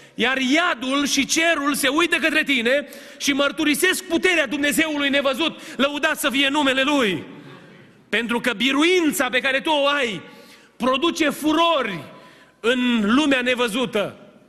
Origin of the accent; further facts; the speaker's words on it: Romania; moved away; suntem din România